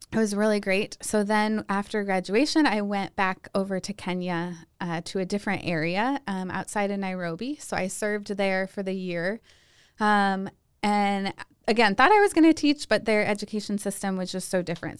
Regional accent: Hudson, Ohio, United States; moved away as an adult; now in Steubenville, United States; I grew up outside of Cleveland in a little town called Hudson, Ohio

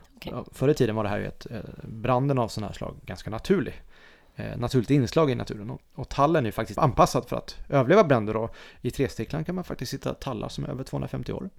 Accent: Dalsland, Västra Götaland, Sweden; Jag är ju från Dalsland

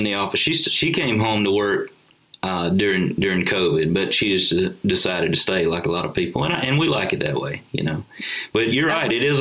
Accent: Goshen, Alabama, United States; my hometown in Goshen

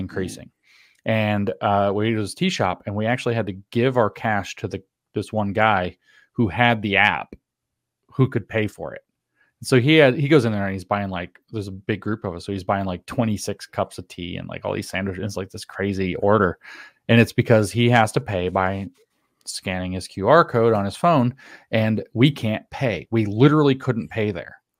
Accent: the South, United States; growing up in the South, was never required to read the Constitution itself in my schooling

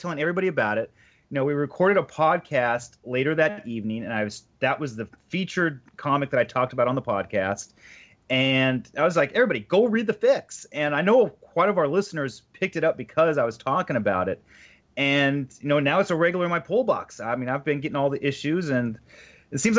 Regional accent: the Valley, California, United States; a Californian person myself from the Valley

